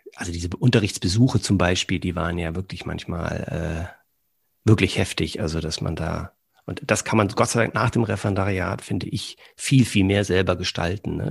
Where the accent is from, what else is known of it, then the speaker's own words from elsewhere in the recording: Berlin, Germany; moved away as an adult; also born or lived in southern Germany; now in Cologne, Germany; Bin gebürtig aus Berlin